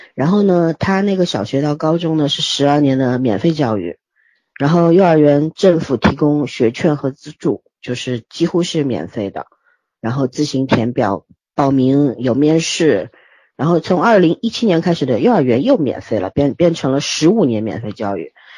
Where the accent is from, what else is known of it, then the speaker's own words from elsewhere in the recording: China; 我们大陆人